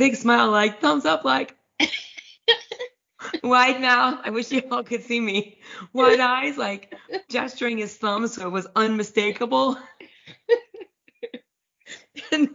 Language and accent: English; Cincinnati, Ohio, United States; my hometown, Cincinnati